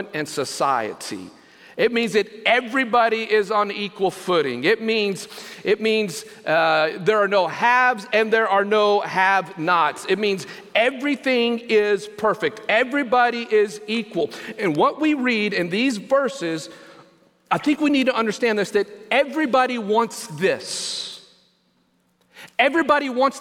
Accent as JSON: {"language": "English", "country": "United States"}